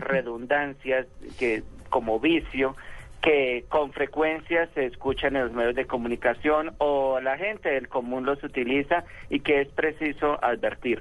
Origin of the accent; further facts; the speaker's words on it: Tolima, Colombia; yo soy talimense